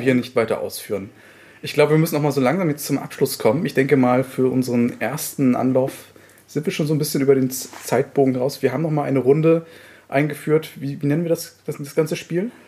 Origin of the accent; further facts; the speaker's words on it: Mecklenburg-Vorpommern, Germany; Das kann ich als Mecklenburger natürlich sehr, sehr gut heißen